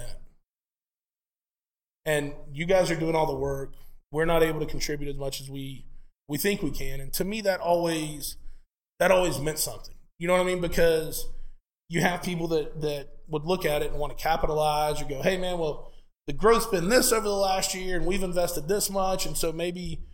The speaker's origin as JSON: {"language": "English", "town": "Lakeland", "region": "Florida", "country": "United States", "tie": "born or raised there", "said": "in my hometown of Lakeland, Florida, where born and raised, still live there today."}